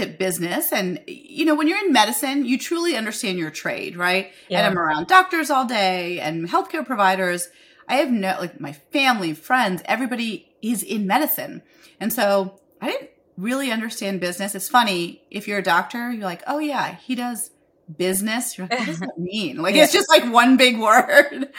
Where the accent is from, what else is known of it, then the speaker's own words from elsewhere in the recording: India; moved away; I'm an Indian immigrant